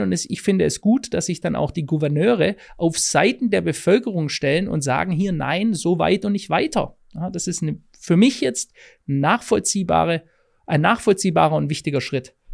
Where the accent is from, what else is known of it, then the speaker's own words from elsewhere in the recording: Germany; bei uns in Deutschland